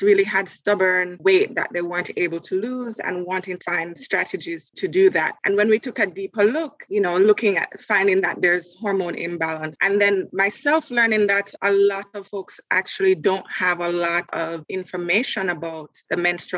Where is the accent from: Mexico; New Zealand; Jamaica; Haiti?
Jamaica; now in Canada; I'm Jamaican and my dad is Vincentian. So I grew up very close to nature, going to the beach, getting natural sunshine, going to the country on the weekends to visit with my grandmother